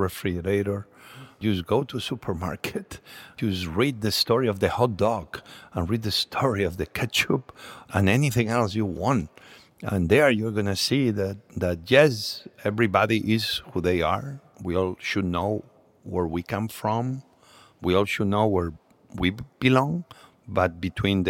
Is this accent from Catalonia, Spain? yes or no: yes; Catalonia, Spain; English is a second language; moved away as an adult; also born or lived in Asturias, Spain; now in United States; We moved to Catalonia very early on